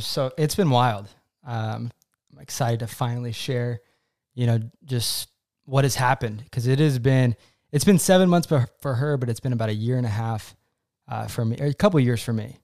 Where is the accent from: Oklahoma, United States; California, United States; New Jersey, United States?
Oklahoma, United States; also born or lived in New York City; now in Dallas, United States; my hometown of Oklahoma